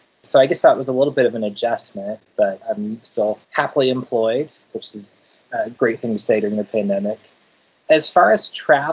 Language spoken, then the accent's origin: English; Denver, Colorado, United States; now in San Francisco Bay Area, United States; I grew up in Denver